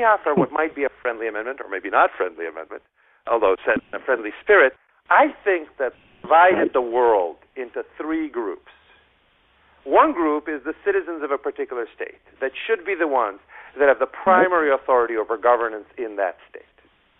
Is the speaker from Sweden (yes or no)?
no; United States; as an American